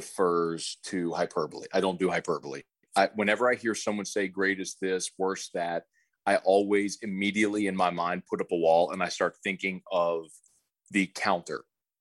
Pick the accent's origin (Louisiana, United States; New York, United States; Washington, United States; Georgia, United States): Louisiana, United States; New Orleans; I was born in New Orleans and my family has had season tickets forever